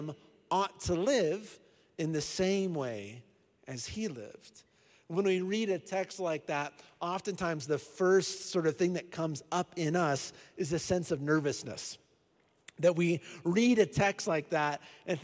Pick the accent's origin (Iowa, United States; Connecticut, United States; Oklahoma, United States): Iowa, United States; now in Colorado Springs, United States; I'm from Iowa